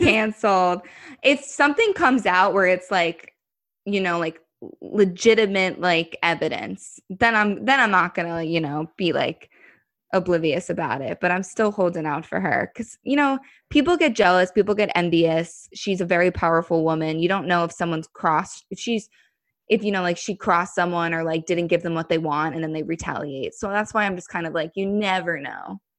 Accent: New Jersey, United States; moved away as an adult; also born or lived in New York City; now in New York, United States; I moved into the city, like, um, a little over six months ago. But I come, I'm, New Jersey is very close to New York

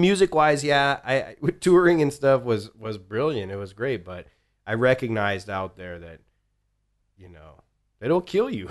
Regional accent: Mesa, Arizona, United States; now in Austin, United States; I grew up, so I was born in Arizona.

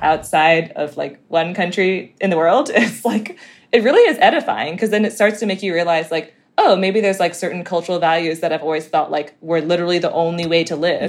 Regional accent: Hong Kong; I'm from Hong Kong

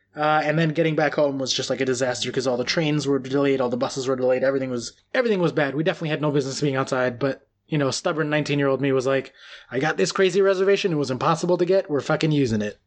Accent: United States; moved away; also born or lived in New York; as an American

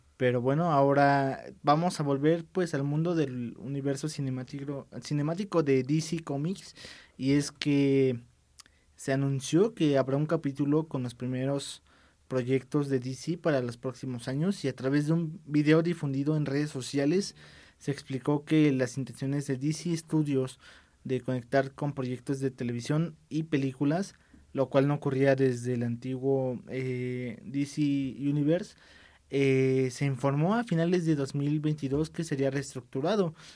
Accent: Mexico; estamos obviamente nosotros aquí en México

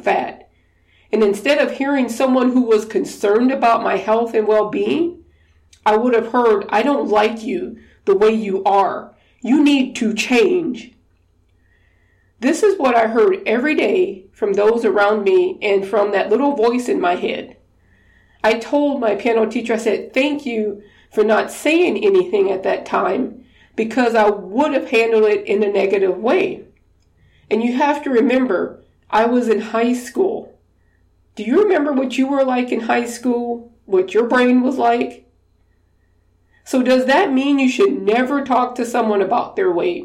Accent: Louisiana, United States; I'm from Louisiana, we did Mardi Gras parades

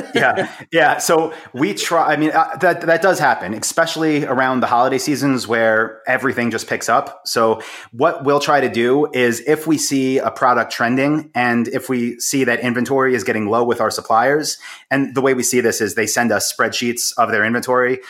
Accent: Long Island, New York, United States; I'm from Long Island, in New York

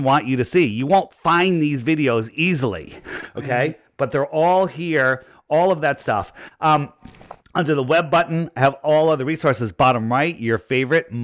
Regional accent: United States; I grew up in Fairfield County

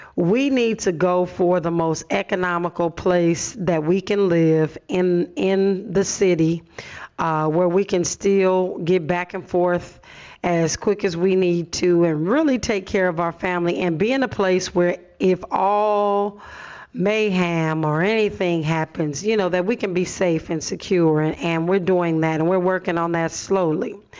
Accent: Los Angeles, California, United States; I grew up in Watts, but was bused to the San Fernando Valley

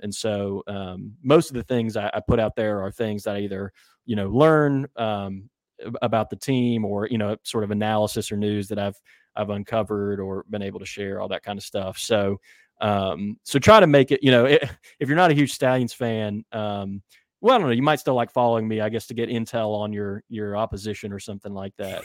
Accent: West Virginia, United States; moved away as an adult; also born or lived in Minnesota; now in Birmingham, United States; I actually am originally from West Virginia and went to college in Minnesota

